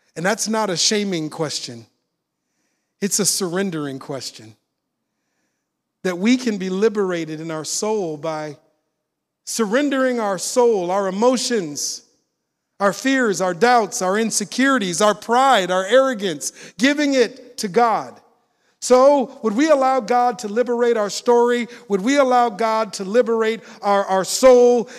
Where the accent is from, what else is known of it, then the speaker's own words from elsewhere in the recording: Minneapolis, Minnesota, United States; moved away; I'm originally from Minneapolis, Minnesota. When I saw the video of George Floyd dying in Minneapolis, he died on the block I grew up on